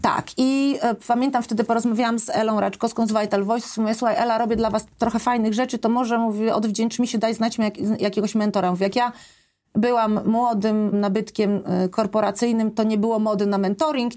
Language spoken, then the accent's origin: Polish; Poland; wyjechałam z Polski w takich trudnych momentach